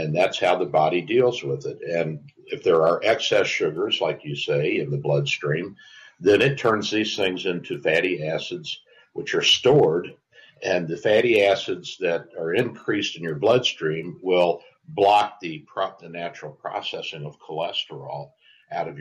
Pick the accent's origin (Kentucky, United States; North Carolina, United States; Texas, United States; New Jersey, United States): Kentucky, United States; Louisville; I grew up in Louisville, Kentucky, so I'm around and know about horses all of my life